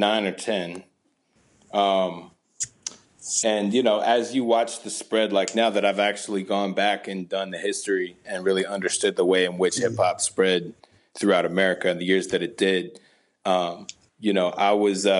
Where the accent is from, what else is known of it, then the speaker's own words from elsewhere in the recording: Southern Indiana, United States; I grew up in the Midwest. I grew up in Southern Indiana.